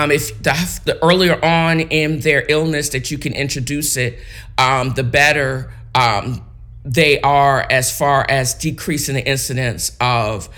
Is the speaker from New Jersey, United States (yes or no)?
no; Virginia Beach, Virginia, United States; where I grew up in Virginia Beach